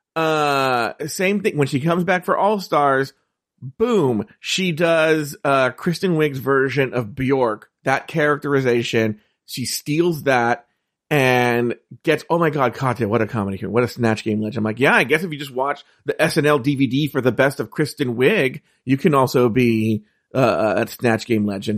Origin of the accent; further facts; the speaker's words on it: California, United States; I'm from California